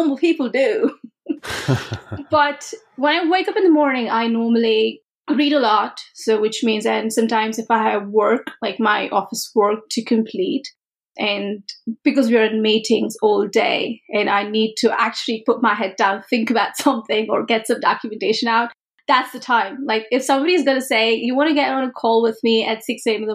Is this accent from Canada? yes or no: no; India; moved away; growing up in India